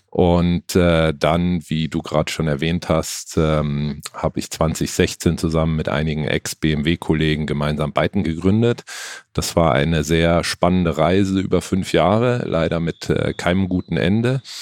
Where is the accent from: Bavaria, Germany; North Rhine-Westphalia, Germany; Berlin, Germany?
Bavaria, Germany; Munich; Also hier München fünf Höfe ist auch äh, für mich Heimat sozusagen. Ich komme aus München ursprünglich